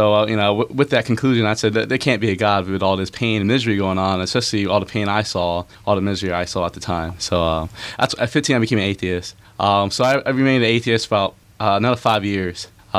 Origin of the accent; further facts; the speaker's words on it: Lakewood, New Jersey, United States; Well, I'm from Lakewood in Central Jersey.